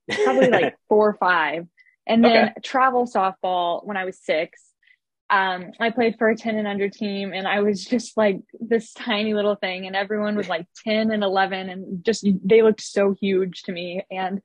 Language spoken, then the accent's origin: English; Paris, Illinois, United States; moved away as an adult; now in Muncie, United States; I grew up in Paris, Illinois. It's just a little town in South Central Illinois.